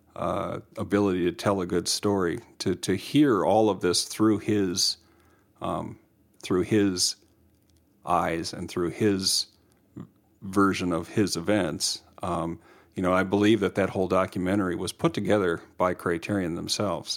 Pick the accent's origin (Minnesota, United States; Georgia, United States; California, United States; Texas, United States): Minnesota, United States; us being Minnesotan